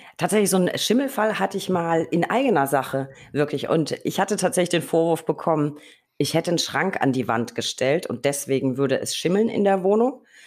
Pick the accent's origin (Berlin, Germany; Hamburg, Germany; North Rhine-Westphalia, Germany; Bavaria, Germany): Berlin, Germany; muss ich als Berliner natürlich